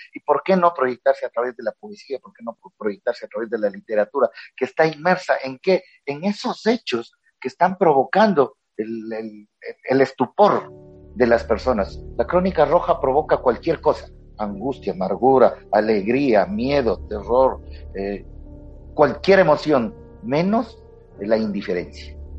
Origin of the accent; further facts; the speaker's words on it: Quito, Pichincha, Ecuador; me crié en el, estudié en el Colegio San Gabriel de Quito